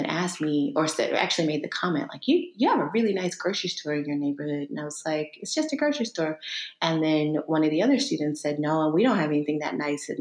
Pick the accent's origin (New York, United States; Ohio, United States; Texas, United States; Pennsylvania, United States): Texas, United States; East; moved away as an adult; also born or lived in Maryland; I'm originally from Texas, small town East Texas